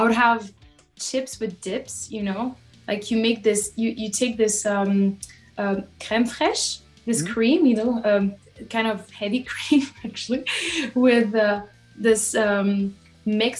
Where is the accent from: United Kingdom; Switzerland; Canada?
Switzerland; French-speaking part of Switzerland, Romandy; moved away as an adult; I'm from the French speaking part of Switzerland, and I only moved a few years ago.